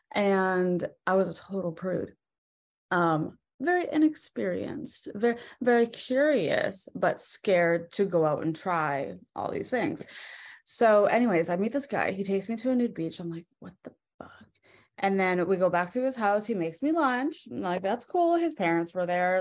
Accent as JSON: {"language": "English", "region": "British Columbia", "country": "Canada", "tie": "born or raised there", "also_born_or_lived": "Vancouver", "moved": "as an adult", "said": "I'm from Vancouver. Um, born and raised in like a little town, like an hour outside of Vancouver"}